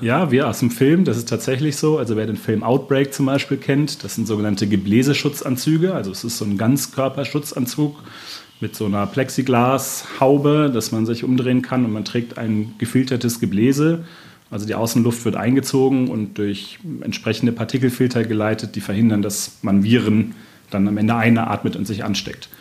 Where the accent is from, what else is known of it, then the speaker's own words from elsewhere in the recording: Bonn, North Rhine-Westphalia, Germany; moved away as an adult; now in Augsburg, Germany; Ich bin Rheinländer aus Bonn, in Bonn geboren, habe lange auch im Rheinland gearbeitet, aber jetzt bin ich seit zweieinhalb Jahren hier in Augsburg